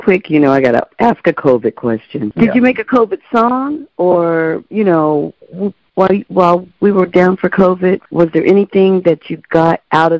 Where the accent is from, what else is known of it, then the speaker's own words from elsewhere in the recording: Brooklyn, New York, United States; now in Norway; I'm from Brooklyn, living in Norway